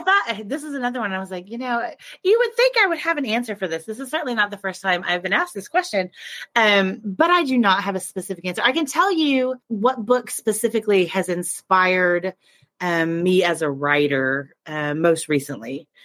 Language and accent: English; Oklahoma, United States; I grew up in Oklahoma, and we have a very prestigious high school arts program here